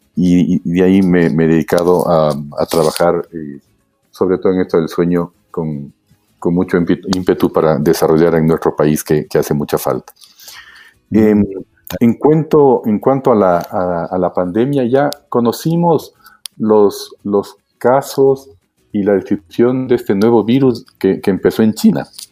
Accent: Quito, Pichincha, Ecuador; yo nací en Quito hace ya 57 años. Eh, estudiamos, estudié yo ah, primero en la Escuela Espejo y luego en el Colegio Benalcázar.

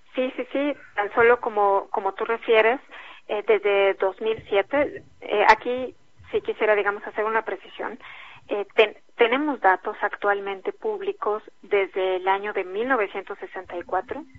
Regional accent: Mexico; como Estado mexicano

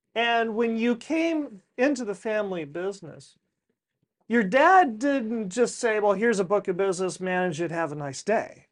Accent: Ridgecrest, California, United States; growing up in Ridgecrest by Channel, China Lake Naval Weapons Center

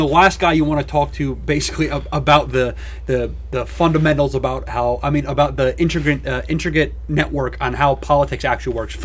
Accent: United States; as an American

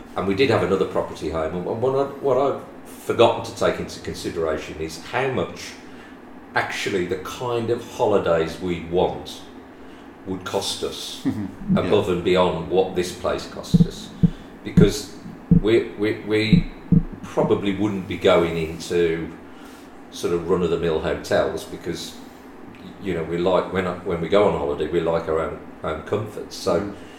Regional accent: West Midlands, United Kingdom; we come from the West Midlands, as people could probably gather by my accent

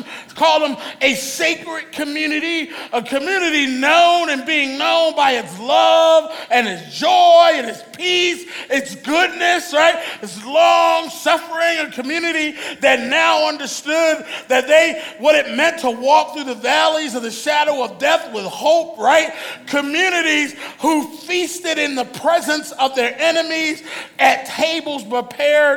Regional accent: Philadelphia, Pennsylvania, United States; back in the neighborhood where I grew up in Philly

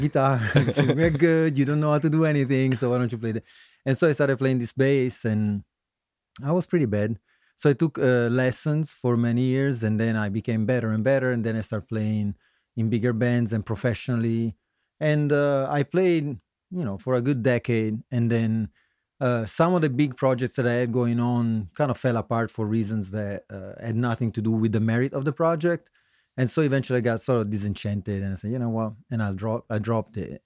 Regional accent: Turin, Piedmont, Italy; moved away as an adult; also born or lived in Florence, Tuscany / San Francisco / Newark, Delaware; now in Philadelphia, United States; originally I come from Italy. Um, I lived, uh, was born in the center in Tuscany, near Florence, but I lived in Torino in the northwest for most of my life. So, uh, I would say that's my hometown

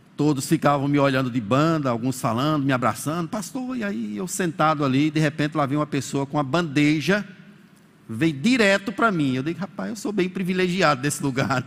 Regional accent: Bahia, Brazil; moved away; com a minha família, nós somos da Bahia

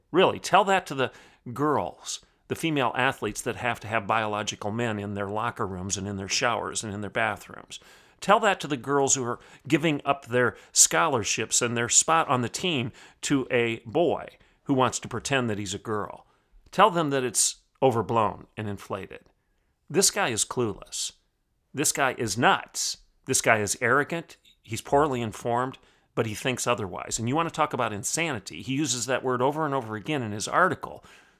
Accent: Oklahoma, United States; look no further than my home state of Oklahoma

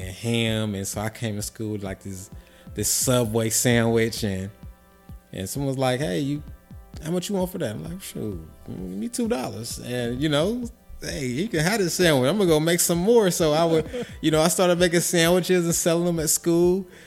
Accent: Avondale, United States; I grew up in Avondale, um, was born and raised there

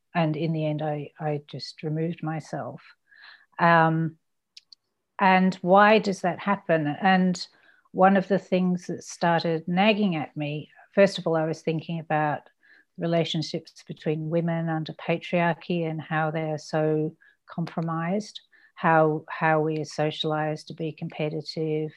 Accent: Ballarat, Victoria, Australia; also born or lived in United Kingdom; I came to Australia when I was six and turned seven, I think, the day after we arrived

